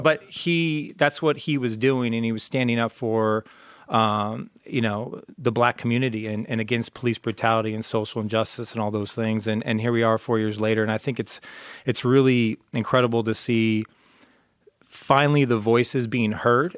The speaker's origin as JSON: {"language": "English", "area": "Orange County", "region": "California", "country": "United States", "said": "I'm from Orange County"}